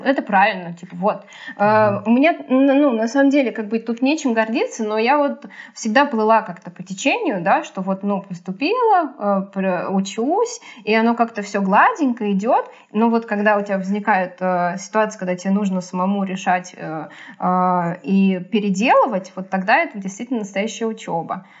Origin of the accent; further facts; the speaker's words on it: Sergiev Posad, Moscow Oblast, Russia; я из Сергиева Посада, и мне ездить 70 километров на электричке